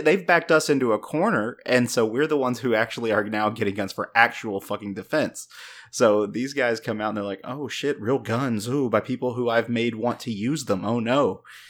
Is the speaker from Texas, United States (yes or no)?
yes; Texas, United States; as a Texan